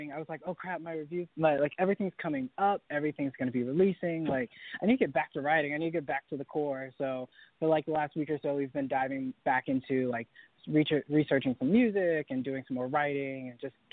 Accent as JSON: {"language": "English", "town": "Sanford", "region": "North Carolina", "country": "United States", "tie": "born or raised there", "said": "So I grew up in Sanford, North Carolina, which is kind of the middle of nowhere, North Carolina."}